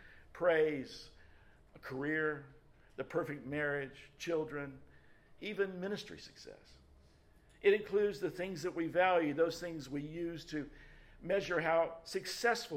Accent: Memphis, Tennessee, United States; the church that I grew up in Memphis, Tennessee

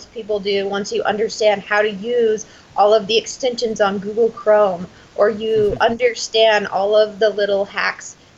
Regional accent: Boise, Idaho, United States; I was born and raised in Boise, Idaho.

